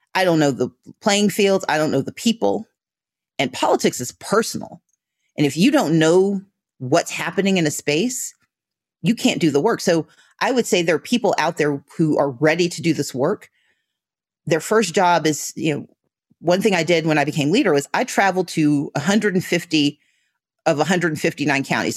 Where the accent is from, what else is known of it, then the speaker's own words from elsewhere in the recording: Mississippi, United States; now in Georgia, United States; I grew up in Mississippi